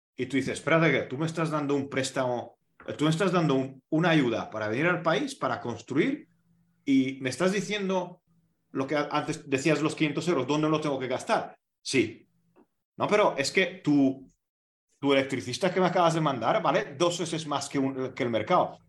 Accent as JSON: {"language": "Spanish", "country": "Hungary", "said": "en mi país"}